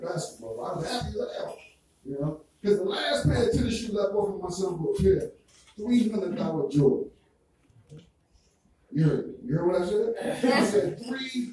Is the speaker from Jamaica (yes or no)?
yes; Jamaica; accent: Jamaican; My Jamaican accent